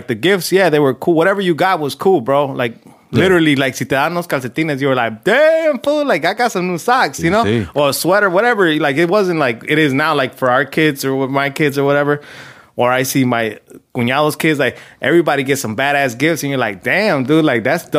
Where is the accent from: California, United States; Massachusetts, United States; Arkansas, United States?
California, United States; Compton; Yeah, when we were growing up in Compton, dude, pretty much all my dad's brothers or siblings, I should say, because it was brothers and sisters, were living there.